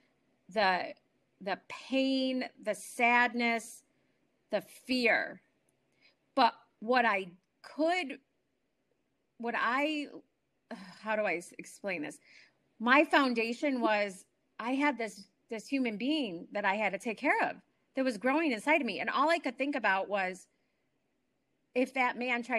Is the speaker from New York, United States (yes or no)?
yes; New York, United States; moved away; I am from New York originally.